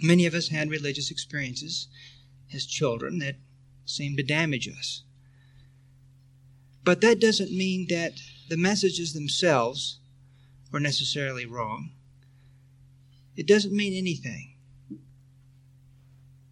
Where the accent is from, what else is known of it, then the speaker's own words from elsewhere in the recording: Texas, United States; when I was a boy growing up in Texas